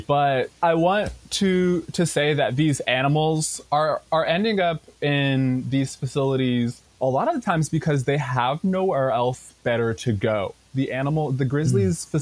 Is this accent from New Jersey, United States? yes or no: no; Tacoma, Washington, United States; I grew up in Tacoma and I have been going to this zoo for my entire life